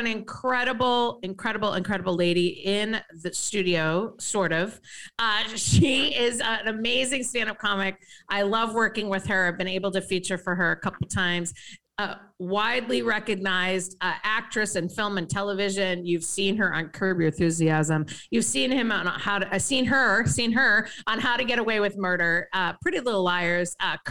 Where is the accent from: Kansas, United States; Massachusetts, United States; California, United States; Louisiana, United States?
Massachusetts, United States; Boston; I come from Boston area